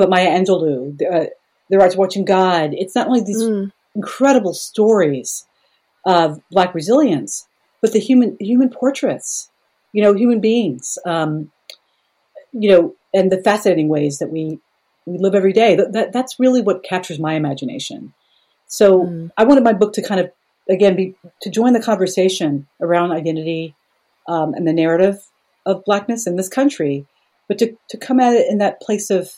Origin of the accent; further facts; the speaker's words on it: United States; I am an American.